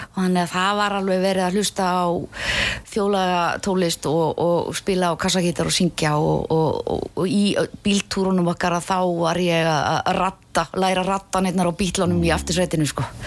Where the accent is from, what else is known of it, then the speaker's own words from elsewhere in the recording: Keflavík, Southern Peninsula, Iceland; also born or lived in Hafnarfjörður; ég er uppalinn í Keflavík